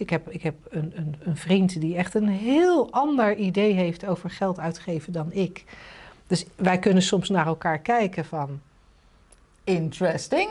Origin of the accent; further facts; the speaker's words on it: The Hague, South Holland, Netherlands; ik ben ooit geboren in een wijk waarvan je nu zou zeggen. Nou, die heeft het niet heel erg getroffen. Het kon slechter in Den Haag